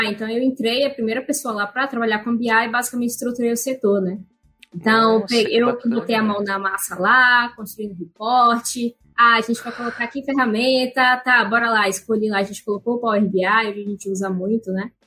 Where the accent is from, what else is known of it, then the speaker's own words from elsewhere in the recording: Salvador, Bahia, Brazil; now in São Paulo, Brazil; eu sou soteropolitana, acho que essa é uma informação importante aí, eu moro em São Paulo, mas eu sou da Bahia